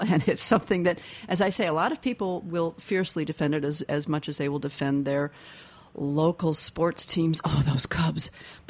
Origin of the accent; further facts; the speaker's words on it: Midwest, United States; brings me back to thinking about foods I ate as a child growing up in the Midwest.